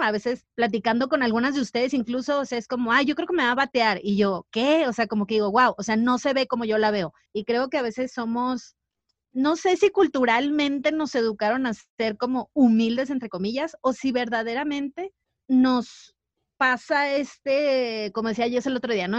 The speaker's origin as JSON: {"language": "Spanish", "town": "Mazatlán", "region": "Sinaloa", "country": "Mexico", "moved": "yes", "said": "yo soy de Mazatlán"}